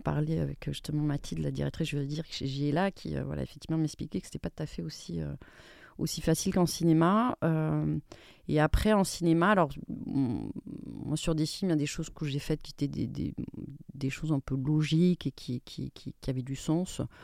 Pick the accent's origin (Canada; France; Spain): Spain; je suis espagnole